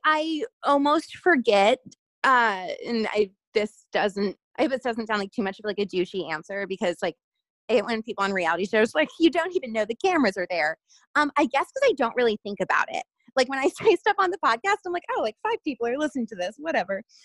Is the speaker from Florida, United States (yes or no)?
yes; Florida, United States; also born or lived in Seattle; now in Los Angeles, United States; I'm originally from Florida and I have now lived